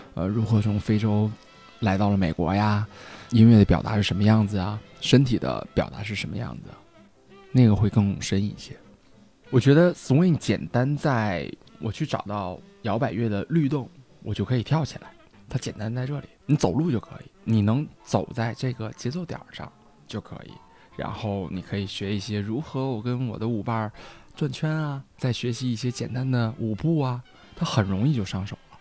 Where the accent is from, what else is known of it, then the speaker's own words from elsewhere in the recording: Northeast China, China; now in Beijing, China; 因为我以前在东北学的萨克斯